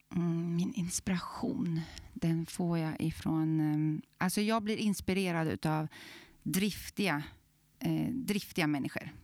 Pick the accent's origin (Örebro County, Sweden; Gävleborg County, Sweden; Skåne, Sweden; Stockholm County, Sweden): Örebro County, Sweden; Glanshammar; Så där i Glanshammar är jag uppvuxen.